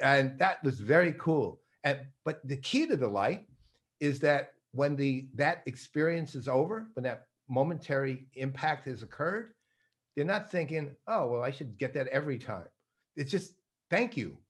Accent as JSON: {"language": "English", "region": "New York", "country": "United States", "tie": "born or raised there", "moved": "yes", "said": "I'm born and raised in New York"}